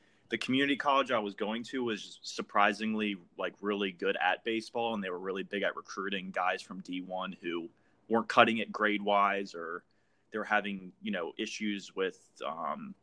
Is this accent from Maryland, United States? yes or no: yes; Maryland, United States; moved away as an adult; also born or lived in Korea / Edwards; I'm from Maryland originally, joined the Air Force in 2010